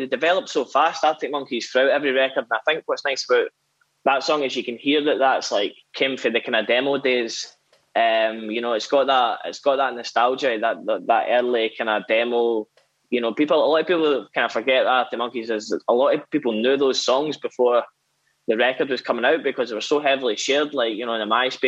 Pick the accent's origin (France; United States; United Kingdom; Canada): United Kingdom; Whitburn, Scotland; I'm from a small town in central Scotland called Whitburn.